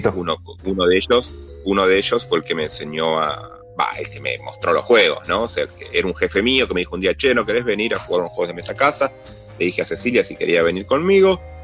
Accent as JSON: {"language": "Spanish", "region": "Buenos Aires", "country": "Argentina", "moved": "yes", "lives_now": "Burzaco, Argentina", "said": "Vivo en Buenos Aires, soy de la República de San Telmo, pero me mudé a, a, a las orillas, al mundo exterior, a Bursaco."}